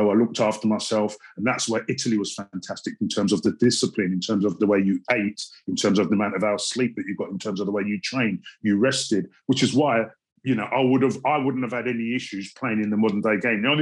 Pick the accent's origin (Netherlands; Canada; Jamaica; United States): Jamaica; I come from Jamaica. I'm of Jamaican parentage. Proud to be black. Proud to be of Jamaican parentage.